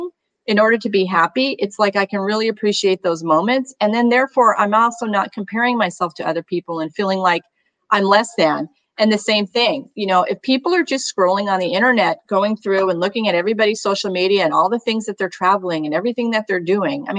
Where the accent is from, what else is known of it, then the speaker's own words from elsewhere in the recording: New England, United States; moved away; I was born in New England